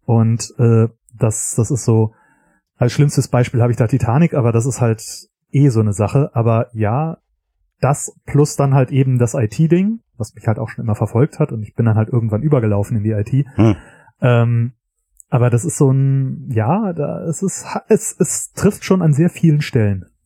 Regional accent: Göttingen, Lower Saxony, Germany; moved away; ich komme ursprünglich aus Göttingen

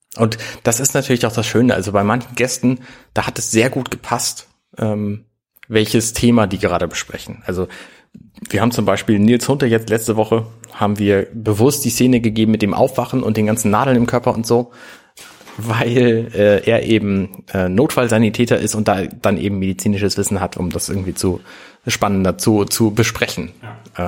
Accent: Germany; als Deutscher

